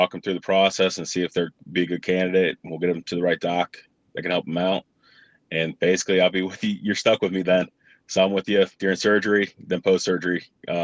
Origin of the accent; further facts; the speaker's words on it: Cincinnati, Ohio, United States; also born or lived in Chicago, Illinois; Parents got transferred to Cincinnati, Lakota West, Westchester